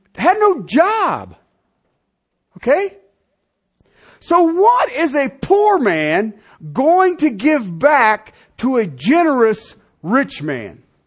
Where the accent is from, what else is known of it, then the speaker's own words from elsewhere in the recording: Colorado, United States; I'm from in Colorado